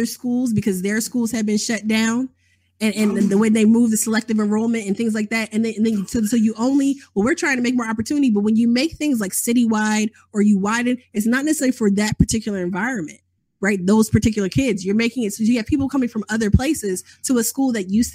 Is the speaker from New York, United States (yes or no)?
no; Chicago, Illinois, United States; now in Atlanta, United States; growing up in Chicago, growing up in 1990s Chicago with gang warfare